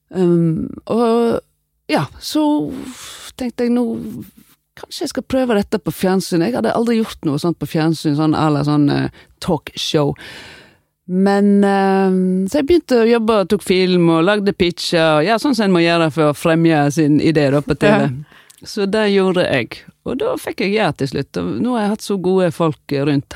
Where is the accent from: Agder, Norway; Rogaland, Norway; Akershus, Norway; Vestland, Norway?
Vestland, Norway; Voss; accent: Vosse-dialekt; moved away as an adult; also born or lived in Oslo; Vi sitter tre vossinger der.